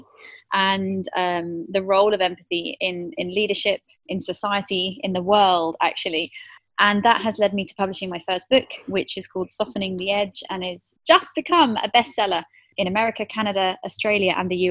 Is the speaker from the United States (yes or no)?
no; United Kingdom; moved away as an adult; also born or lived in South Africa / Hong Kong / Singapore; now in Dubai, United Arab Emirates; I'm British originally, so born and bred in the UK in the South